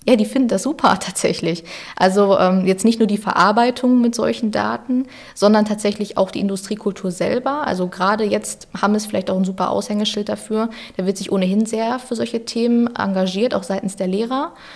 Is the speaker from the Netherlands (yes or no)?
no; Ruhr area, North Rhine-Westphalia, Germany; ich ein Kind des Ruhrgebiets bin